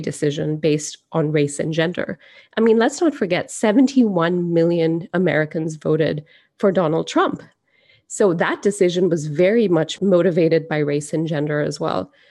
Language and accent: English; Singapore; now in United States; I grew up in Singapore